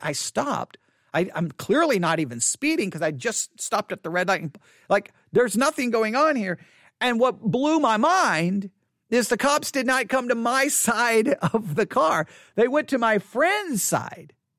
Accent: Buffalo Gap, Texas, United States; also born or lived in Abilene, Texas; Abilene is where I was born, but I grew up in Buffalo Gap

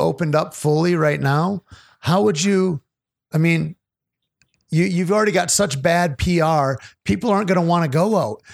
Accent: United States; as an American

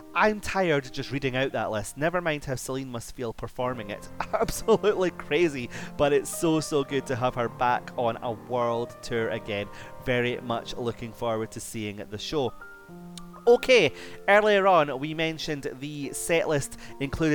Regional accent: Scotland, United Kingdom; my home country, Scotland

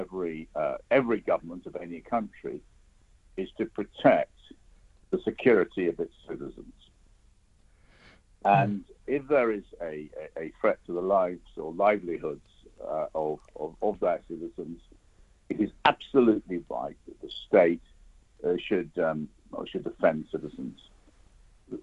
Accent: United Kingdom; as a British citizen

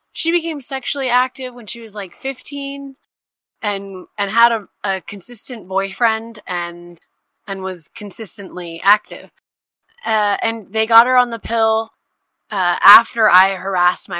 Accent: Texas, United States; I grew up in Texas

